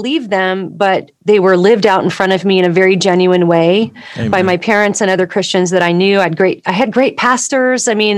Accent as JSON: {"language": "English", "region": "Southern California", "country": "United States", "tie": "born or raised there", "said": "I grew up in Southern California"}